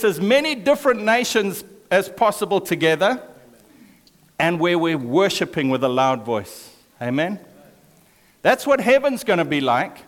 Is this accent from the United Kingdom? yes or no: no; Zimbabwe; I was born in Zimbabwe, which is an African country